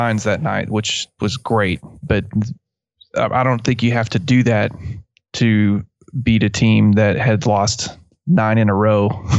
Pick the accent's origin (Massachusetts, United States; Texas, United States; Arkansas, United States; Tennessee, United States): Texas, United States; West; accent: West Texas; my West Texas accent pronounces them the exact same way.